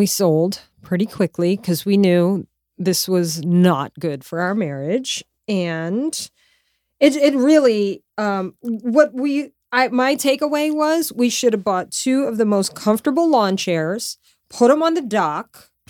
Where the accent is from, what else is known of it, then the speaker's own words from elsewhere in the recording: Louisiana, United States; But so I grew up like in Louisiana, like everybody has fishing boats.